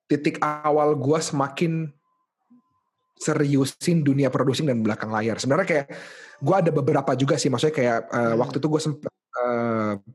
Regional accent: Makassar, South Sulawesi, Indonesia; now in Jakarta, Indonesia; gua gua dari Makassar jadi um

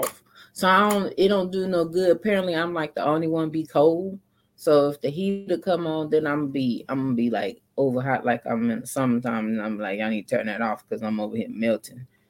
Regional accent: San Antonio, Texas, United States; also born or lived in Dallas, Texas / McKinney, Texas / Plano, Texas; I'm from San Antonio

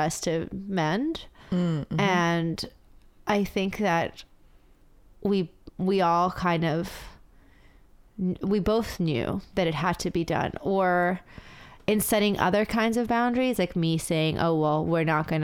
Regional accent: New York City, New York, United States; I grew up in the city, I went there as a teen, I read all my fucking radical texts there

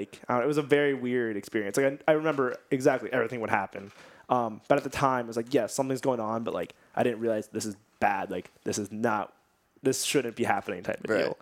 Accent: Nazareth, Pennsylvania, United States; also born or lived in Bethlehem, Pennsylvania; I'm from Nazareth, Pennsylvania, and I just took a jog around Nazareth, like, went to the high school

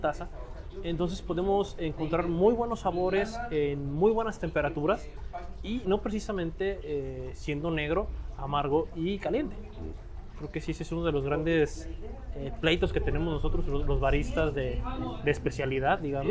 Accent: Mexico; nosotros como, como mexicanos

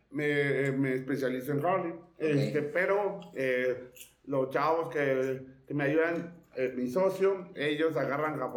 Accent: Monterrey, Nuevo León, Mexico; soy de pues, Monterrey.

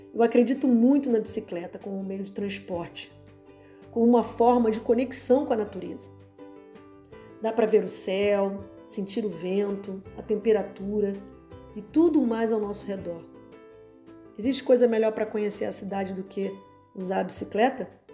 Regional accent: Rio de Janeiro, Brazil; Sou carioca

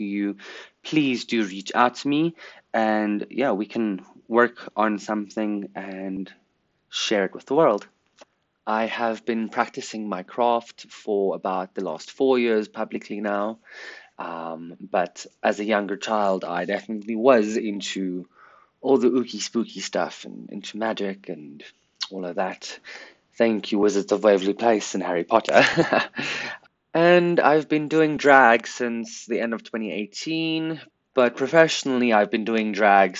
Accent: Pretoria, Gauteng, South Africa; I was born in Pretoria, South Africa on the 24th of December, 1999.

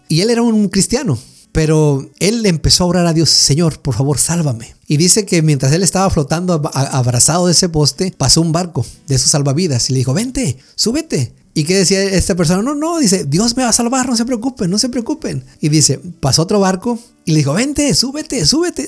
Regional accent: Mexico; nosotros como mexicanos

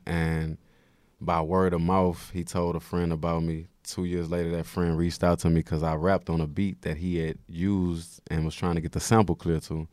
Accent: Houston, Texas, United States; moved away as an adult; now in New York, United States; I'm from Third Ward. It's a lot of people from Sunnyside that I'm close with and just Houston in, in general

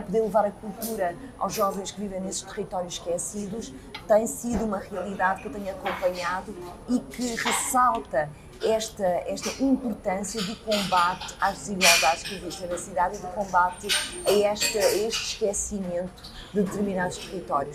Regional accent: Lisbon, Portugal; also born or lived in Coimbra; Lisboa foi a cidade onde eu cresci

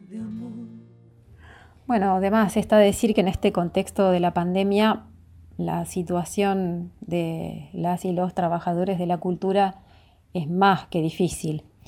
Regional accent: Ingeniero Jacobacci, Río Negro, Argentina; now in Luis Guillón, Argentina; Yo soy Río Negrina, de Ingeniero Jacobasi, pero vivo en Luis Guillón

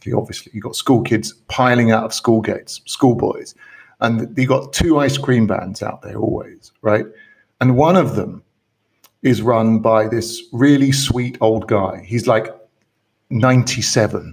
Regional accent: United Kingdom; moved away; my home country

